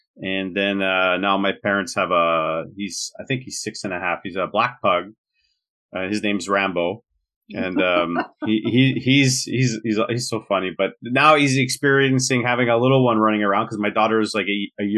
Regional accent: Montreal, Quebec, Canada; I'm born and raised in Montreal in Quebec.

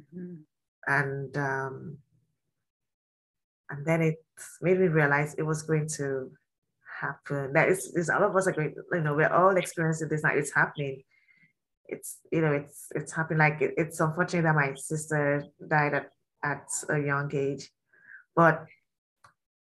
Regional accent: Nigeria; I'm from Nigeria and I'm Yoruba

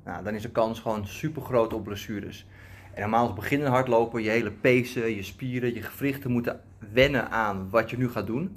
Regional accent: Almere, Flevoland, Netherlands; moved away; bij ons in Almere, waar ik destijds woonde.

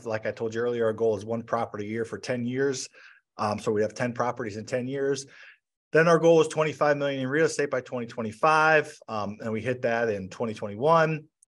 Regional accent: St. Louis, Missouri, United States; Not the most exciting city, but it's a good city to invest in real estate.

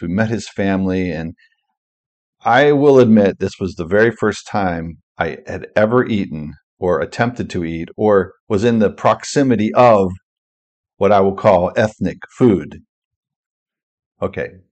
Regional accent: United States; moved away as an adult; also born or lived in Vietnam; I'm from America

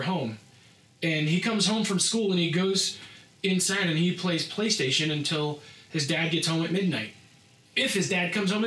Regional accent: Rowlett, Pennsylvania, United States; I grew up in Rowlett, PA, which is even smaller

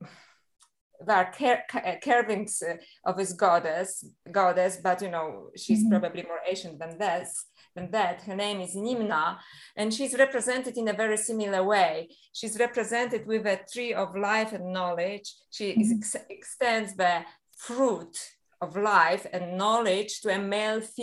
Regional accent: Poland; moved away; I was a little girl and I was brought up in Catholic Poland

